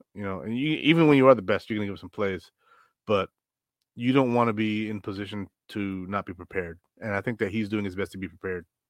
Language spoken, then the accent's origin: English; Rochester, New York, United States; I'm from Rochester